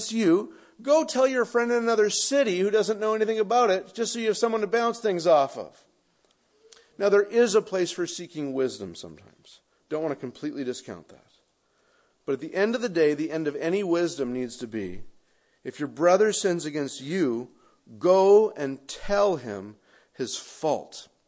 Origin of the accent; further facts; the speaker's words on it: Canada; Now, my experience is that Americans, and I don't mean that as a Canadian, I just mean Westerners, can't think of anything good coming out of shame.